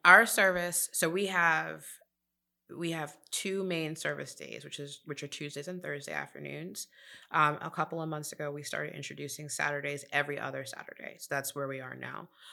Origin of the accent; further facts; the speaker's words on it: New York City, New York, United States; moved away as an adult; now in Charlotte, United States; I'm originally from New York City